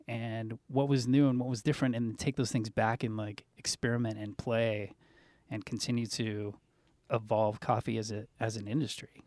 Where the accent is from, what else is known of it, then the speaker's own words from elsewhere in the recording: Southern California, United States; growing up in Southern California